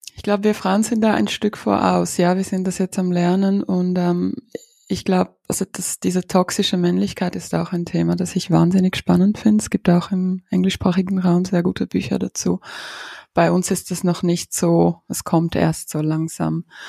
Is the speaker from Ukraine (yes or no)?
yes; Ukraine; moved away; ich bin aus der Ukraine. Meine Großmutter ist in Odessa